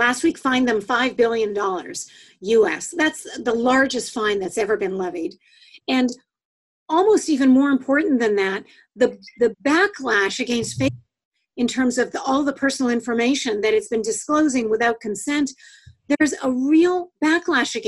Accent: Canada; I'm Canadian

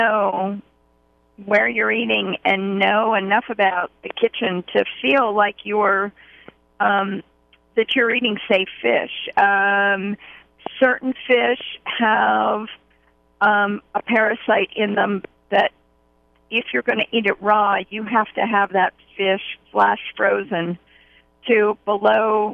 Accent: Pittsburgh, Pennsylvania, United States; I grew up in Pittsburgh, Pennsylvania

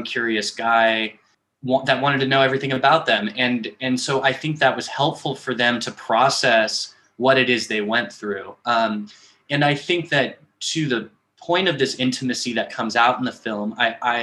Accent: Los Angeles, California, United States; I'm from Los Angeles

